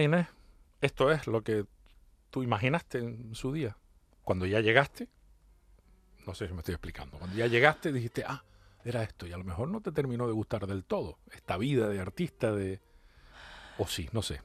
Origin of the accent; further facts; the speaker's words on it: Canary Islands, Spain; siendo isleño y estando en, una de estas peñas del Atlántico